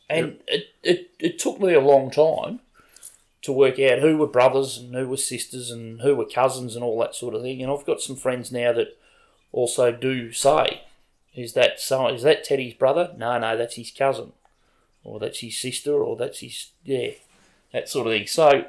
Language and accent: English; Barwon Heads, Victoria, Australia; I'm from Barwon Heads.